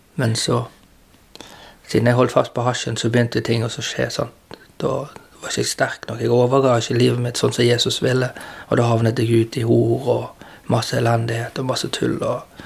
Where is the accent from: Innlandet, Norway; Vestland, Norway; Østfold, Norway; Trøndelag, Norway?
Vestland, Norway; Bergen; jeg har vokst opp på Landås